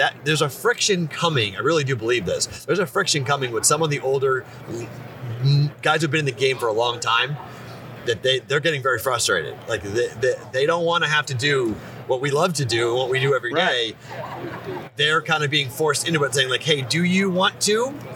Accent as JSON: {"language": "English", "region": "New England", "country": "United States", "tie": "born or raised there", "moved": "yes", "lives_now": "Las Vegas, United States", "said": "where I grew up in New England"}